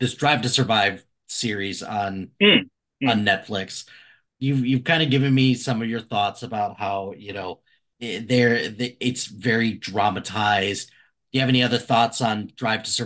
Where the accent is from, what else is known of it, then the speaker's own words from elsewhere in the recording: Chicago, Illinois, United States; growing up in the Chicago area